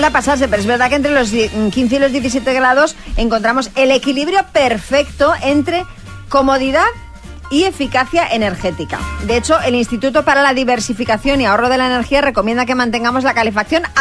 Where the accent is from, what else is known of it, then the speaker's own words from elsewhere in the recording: Valencia, Valencian Community, Spain; Valencia. Y lo pasamos genial, todo el verano mojándonos.